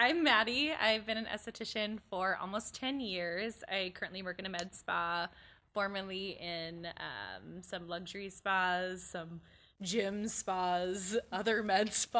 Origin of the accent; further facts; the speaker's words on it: California, United States; moved away as an adult; now in Chicago, United States; I'm from California.